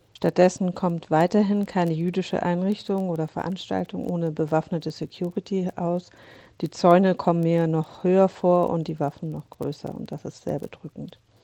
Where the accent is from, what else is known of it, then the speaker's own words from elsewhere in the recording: Hamburg, Germany; now in Berlin, Germany; in meiner Geburtsstadt Hamburg, in Berlin, wo ich wohne